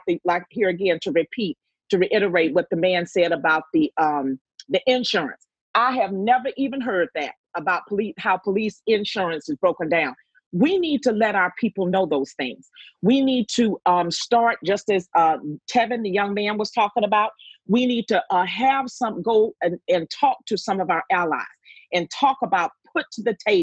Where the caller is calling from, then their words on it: Savannah, Georgia, United States; I am calling from Savannah, Georgia